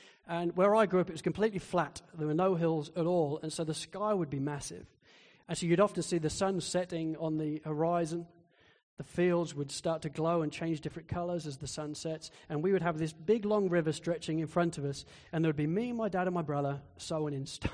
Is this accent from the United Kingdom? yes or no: yes; Spalding, East Midlands, United Kingdom; moved away; Spalding in Lincolnshire in England, which is where I grew up.